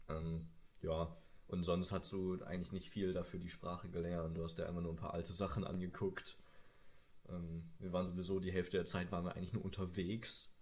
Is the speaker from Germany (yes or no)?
yes; Sauerland, North Rhine-Westphalia, Germany; ich komme aus dem Sauerland. Vielleicht kennt jemand die Stadt Hema.